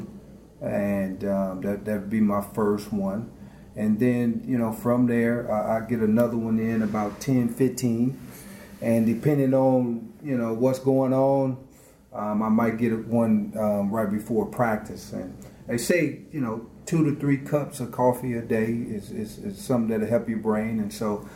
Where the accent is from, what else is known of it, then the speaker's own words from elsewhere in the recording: Lawton, Oklahoma, United States; moved away as an adult; also born or lived in Cleveland, Ohio / Nebraska; I was born in Cleveland, and so at 8 months old, my mom is from Oklahoma, and so we moved back home to Oklahoma